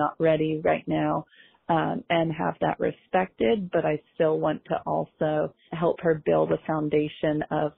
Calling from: Philadelphia, Pennsylvania, United States; I am from Philadelphia.

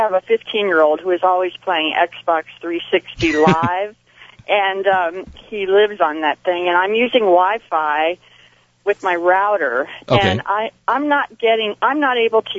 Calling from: San Jose, California, United States; I'm calling from San Jose.

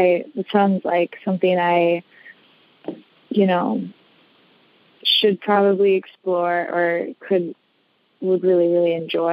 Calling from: Wisconsin, United States; I'm calling from Wisconsin, from across Wisconsin.

